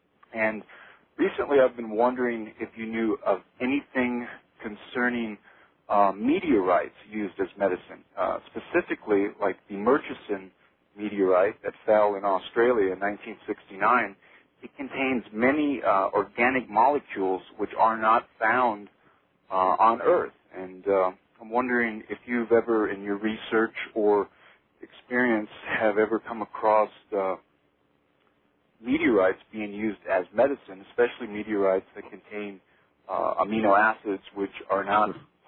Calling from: Silver City, New Mexico, United States; I'm from Silver City, New Mexico.

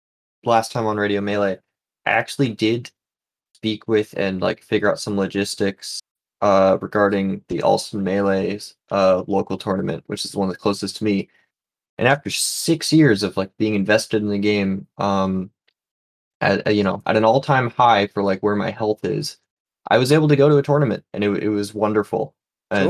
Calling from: New England, United States; From New England. And New England.

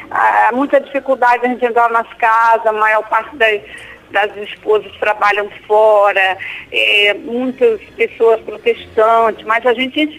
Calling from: Duque de Caxias, Rio de Janeiro, Brazil; Eu falo aqui de Duque de Caxias e sou da, da Rádio Catedral, tá?

